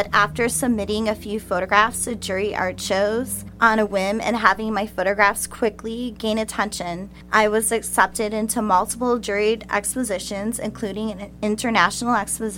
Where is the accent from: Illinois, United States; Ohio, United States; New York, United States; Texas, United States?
Illinois, United States; Palos Park; I'm originally from the Chicagoland suburbs.